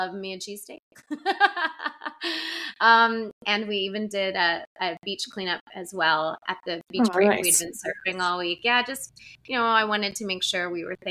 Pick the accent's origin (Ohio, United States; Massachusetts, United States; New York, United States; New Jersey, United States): New Jersey, United States; growing up in Jersey